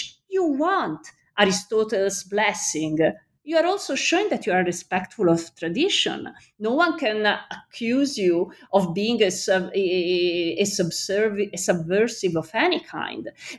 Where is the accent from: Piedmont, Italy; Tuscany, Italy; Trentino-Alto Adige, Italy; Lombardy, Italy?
Tuscany, Italy; Florence; Galileo is from Pisa, I'm from Florence, so there should be some conflict.